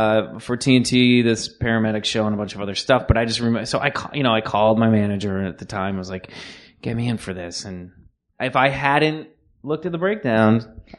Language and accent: English; Kansas, United States; moved away as an adult; also born or lived in Pittsburgh; I grew up in Kansas and then went to college in Pittsburgh. And then I came out here